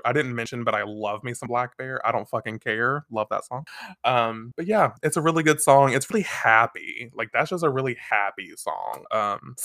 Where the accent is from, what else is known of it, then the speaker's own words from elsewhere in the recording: United States; I'm an American